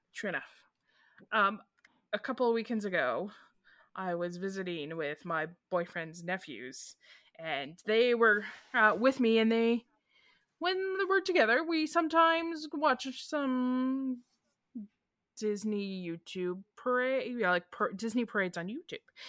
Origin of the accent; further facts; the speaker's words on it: Canada; as Canadians